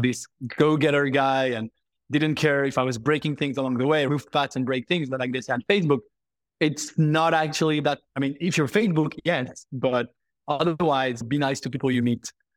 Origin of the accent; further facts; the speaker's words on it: Paris, Île-de-France, France; I am French, born and raised in Paris